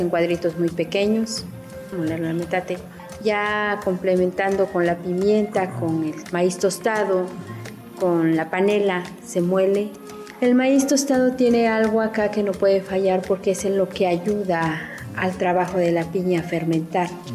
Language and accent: Spanish; Tlacolula de Matamoros, Oaxaca, Mexico; soy de Tlacolula de Matamoros, Valles Centrales